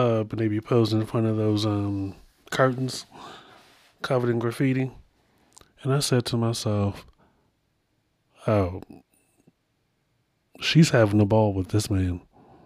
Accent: Baltimore, Maryland, United States; my hometown

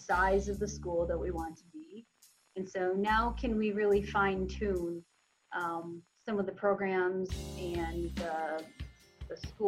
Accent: Allendale, Michigan, United States; also born or lived in South Korea / Traverse City, Michigan / Chicago / Greece; So lived in Allendale for maybe, I don't know, 8 years, and then we moved around West Michigan a little bit. Finished high school in Traverse City

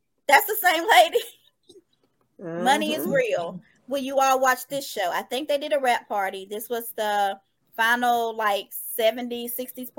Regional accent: the South, United States; now in Smyrna, United States; I'm from the South.

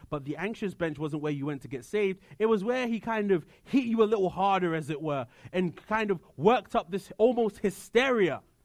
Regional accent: United Kingdom; moved away; I come from the United Kingdom

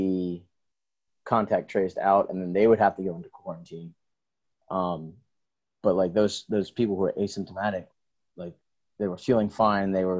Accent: Maryland, United States; moved away as an adult; also born or lived in Anne Arundel County, Maryland; now in South Carolina, United States; I'm from Maryland, but we're in South Carolina right now

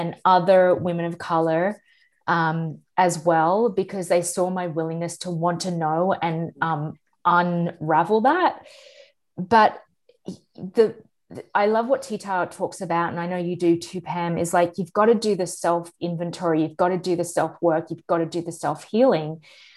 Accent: Australia; I am Australian

